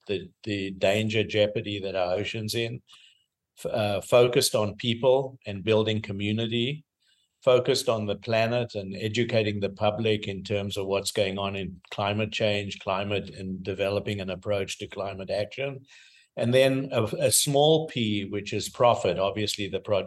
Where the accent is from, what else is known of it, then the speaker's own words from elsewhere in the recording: South Africa; moved away as an adult; also born or lived in Cape Town; now in San Diego, United States; I emigrated from South Africa